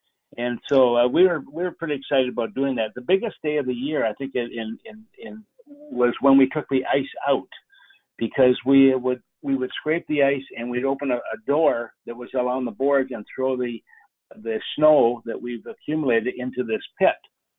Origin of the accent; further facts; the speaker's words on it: Fort Erie, Ontario, Canada; moved away; I grew up in Fort Erie, Ontario, which is a border town right across from Buffalo, New York.